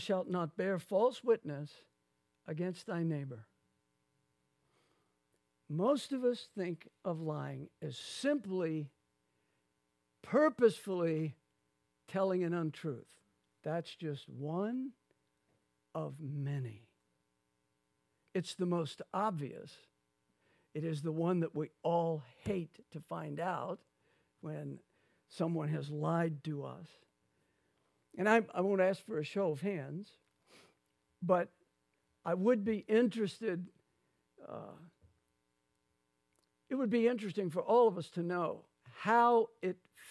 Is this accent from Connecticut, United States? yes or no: no; Lafayette, Louisiana, United States; when I grew up in Lafayette, Louisiana, going to my mother's church